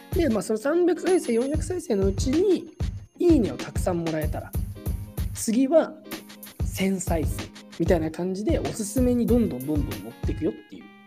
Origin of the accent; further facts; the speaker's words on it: Japan; moved away as an adult; now in United States; 俺は21年間日本で育ってきた